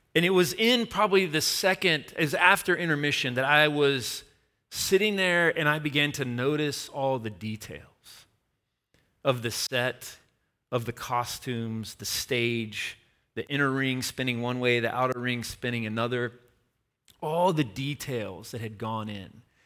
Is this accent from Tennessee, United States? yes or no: yes; Tennessee, United States; my hometown